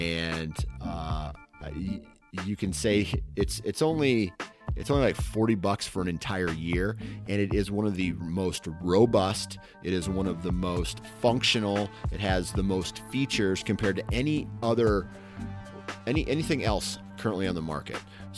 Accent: Iowa, United States; But I'm from Iowa, right?

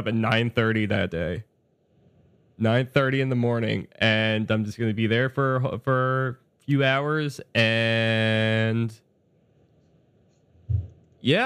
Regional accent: New York, United States; now in Chicago, United States; being a New Yorker

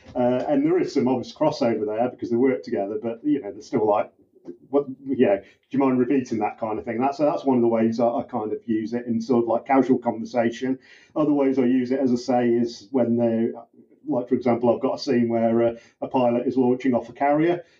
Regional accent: United Kingdom; I'm a British cop

